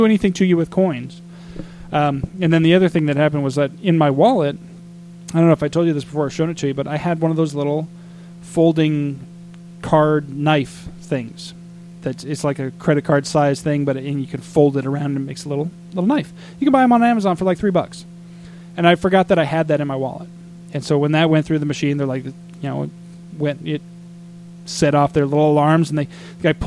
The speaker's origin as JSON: {"language": "English", "town": "Flagstaff", "region": "Arizona", "country": "United States", "tie": "born or raised there", "said": "I grew up in Flagstaff, so I do know what it's like to live in cold"}